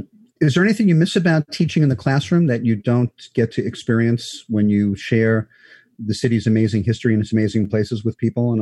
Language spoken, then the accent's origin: English; New York City, New York, United States; also born or lived in Manhattan; So I grew up in Brooklyn, but eventually I will have clocked more years in Manhattan than Brooklyn